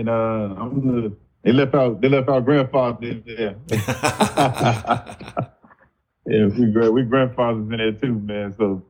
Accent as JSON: {"language": "English", "town": "Chicago", "region": "Illinois", "country": "United States", "tie": "born or raised there", "moved": "as an adult", "lives_now": "Pine Bluff, United States", "said": "I'm originally from Chicago."}